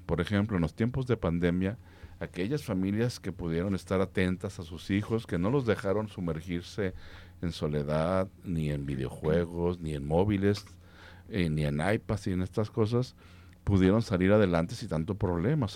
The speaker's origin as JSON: {"language": "Spanish", "town": "Guadalajara", "region": "Jalisco", "country": "Mexico", "said": "nosotros como tapatíos, como jaliscienses"}